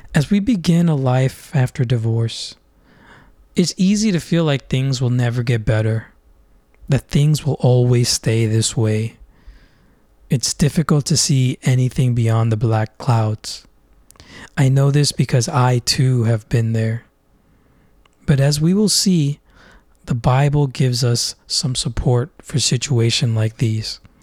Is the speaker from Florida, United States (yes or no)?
yes; Orlando, Florida, United States; now in Philadelphia, United States; warm and sunny Orlando, Florida, where I spent most of my life growing up